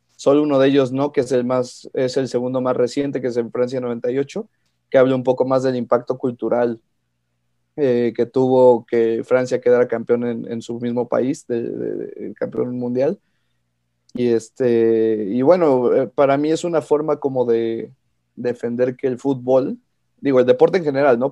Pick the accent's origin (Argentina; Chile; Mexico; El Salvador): Mexico; Pachuca, Hidalgo; also born or lived in Mexico City; yo nací en la Ciudad de México, pero llevo viviendo toda mi vida prácticamente en Pachuca.